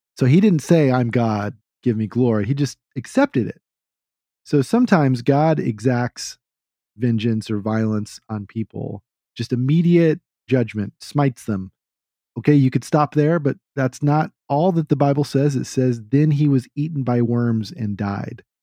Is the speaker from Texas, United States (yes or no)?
yes; Texas, United States; I'm a Texan